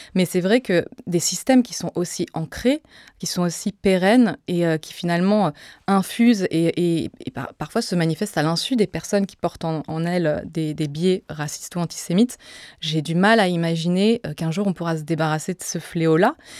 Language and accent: French; Joinville-le-Pont, Île-de-France, France; also born or lived in Nogent-sur-Marne; j'ai grandi à Joinville-le-Pont et euh, un petit peu à Nogent-sur-Marne